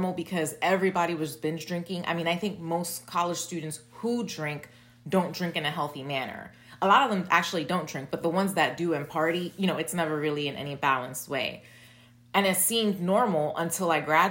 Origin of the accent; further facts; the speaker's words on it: New York City, New York, United States; I was born and raised in Brooklyn